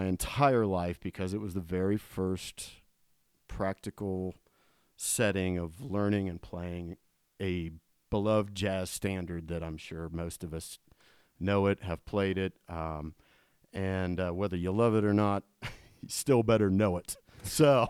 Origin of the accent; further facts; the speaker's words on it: Columbus, Ohio, United States; I grew up in Columbus, Ohio